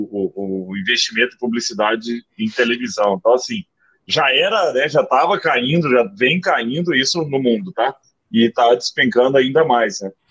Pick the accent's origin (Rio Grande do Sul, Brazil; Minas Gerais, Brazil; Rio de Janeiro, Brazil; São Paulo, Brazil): Minas Gerais, Brazil; Araguari; eu sou de Araguari, né, do Triângulo Mineiro.